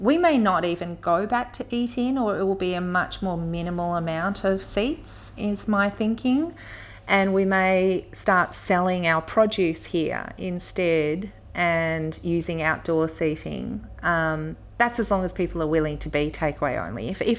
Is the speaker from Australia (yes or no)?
yes; Melbourne, Victoria, Australia; now in Castlemaine, Australia; I'm from Melbourne originally myself, and also know that a lot of people in Castlemaine have, you know, connections to Melbourne